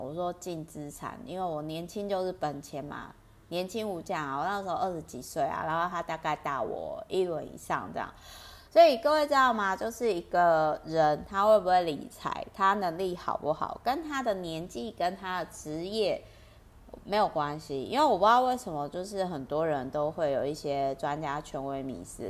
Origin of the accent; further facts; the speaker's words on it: Penghu County, Taiwan; accent: Penghu coastal (haikou) accent of Taiwanese Hokkien; 我讲台语好好溜哦。我的 Meta 台语呢，有点那个澎湖海口腔